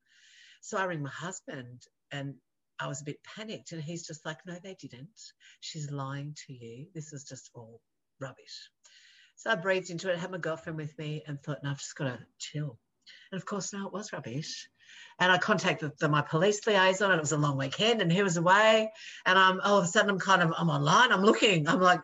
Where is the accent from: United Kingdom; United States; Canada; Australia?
Australia; I'm an Australian television makeup artist